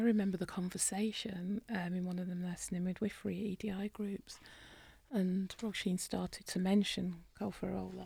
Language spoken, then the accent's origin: English; United Kingdom; accent: British; In my British accent